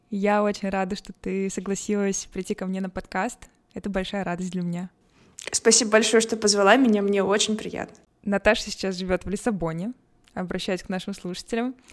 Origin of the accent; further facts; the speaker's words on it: Irkutsk, Irkutsk Oblast, Russia; moved away as an adult; also born or lived in Moscow, Russia / Belgrade, Serbia; now in Lisbon, Portugal; Да, я переехала из Иркутска в Высшую школу экономики.